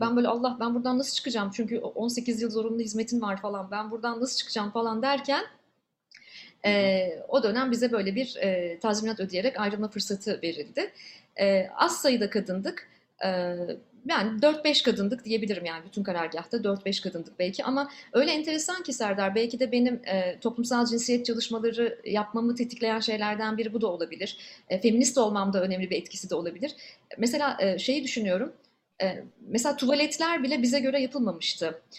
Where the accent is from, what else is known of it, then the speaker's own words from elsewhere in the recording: Ankara, Turkey; moved away as an adult; also born or lived in Istanbul; Ankara'da doğdum, büyüdüm